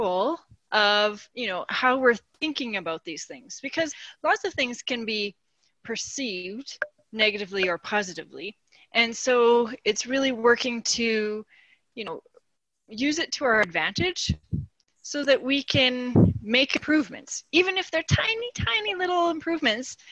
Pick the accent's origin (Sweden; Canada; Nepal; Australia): Canada; Saskatchewan; moved away as an adult; now in Calgary, Canada; I grew up in Saskatchewan. I knew I wanted to be an accountant, so I came to Calgary